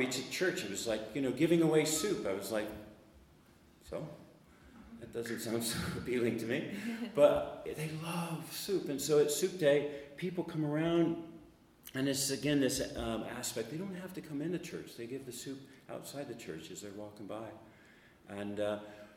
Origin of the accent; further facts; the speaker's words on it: United States; Now I'm an American